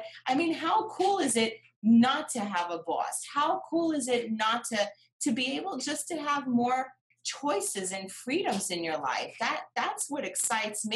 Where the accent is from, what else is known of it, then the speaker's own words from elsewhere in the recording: New York, United States; I'm from New York